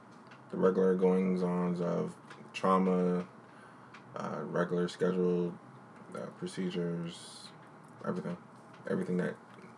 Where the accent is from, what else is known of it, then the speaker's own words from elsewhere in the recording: Washington, District of Columbia, United States; now in Maryland, United States; I was born in D.C., Tacoma Park, but I now reside in Hinesville, Maryland.